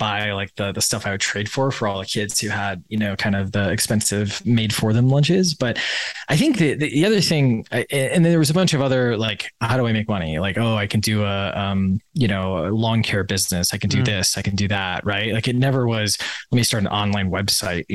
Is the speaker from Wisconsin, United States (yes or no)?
yes; Wisconsin, United States; I grew up in Wisconsin.